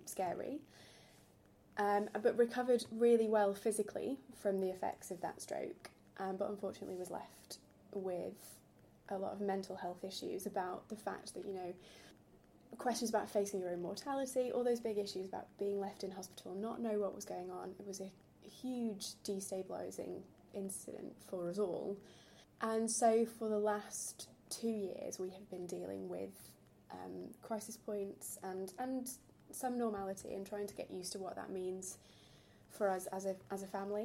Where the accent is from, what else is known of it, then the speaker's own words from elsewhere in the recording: Yorkshire and the Humber, United Kingdom; accent: northern twang; moved away as an adult; now in London, United Kingdom; I'm originally from South Yorkshire.